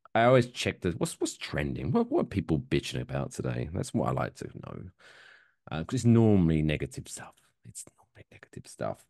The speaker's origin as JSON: {"language": "English", "country": "United Kingdom", "moved": "yes", "lives_now": "United States", "said": "me being British"}